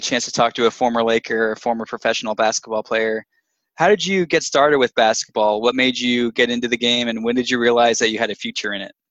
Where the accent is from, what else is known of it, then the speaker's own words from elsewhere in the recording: Milwaukee, Wisconsin, United States; No, actually, I grew up in Milwaukee.